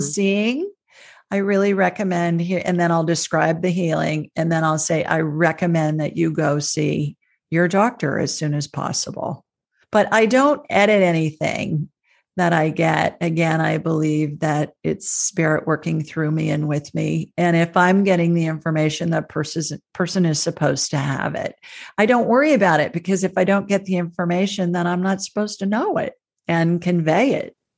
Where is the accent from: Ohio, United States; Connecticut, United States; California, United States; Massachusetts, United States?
Ohio, United States; moved away; where I grew up in Ohio